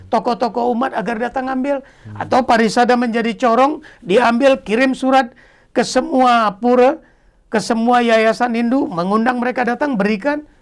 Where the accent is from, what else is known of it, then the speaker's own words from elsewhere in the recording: Medan, North Sumatra, Indonesia; born there; bukan Medan yang tempat kelahiran saya, tapi Bali.